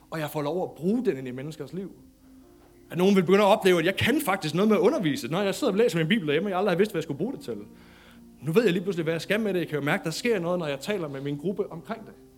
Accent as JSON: {"language": "Danish", "country": "Denmark", "said": "som dansker"}